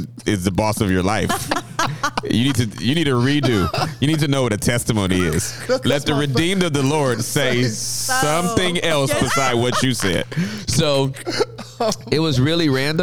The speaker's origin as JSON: {"language": "English", "town": "Los Angeles", "region": "California", "country": "United States", "tie": "born or raised there", "also_born_or_lived": "Inglewood, California", "said": "I was born in Southern California in Inglewood to Charles and Maxine Ross, and grew up in L.A."}